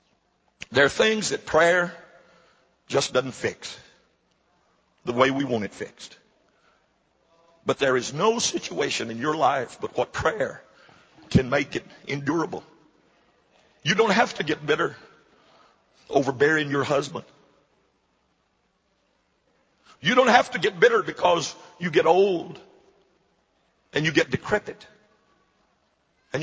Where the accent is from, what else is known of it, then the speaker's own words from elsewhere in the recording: Jena, Louisiana, United States; I'm from Louisiana, I'm from Gina, Louisiana